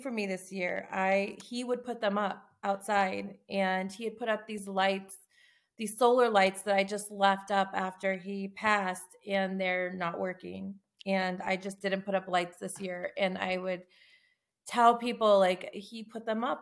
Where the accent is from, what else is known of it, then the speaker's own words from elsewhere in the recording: Tucson, Arizona, United States; I'm from Tucson, Arizona